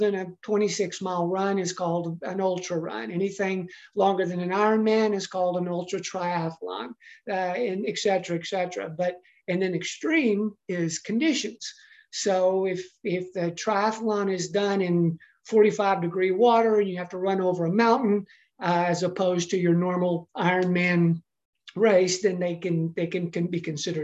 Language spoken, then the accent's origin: English; Texas, United States; growing up in Texas, which is where I did grow up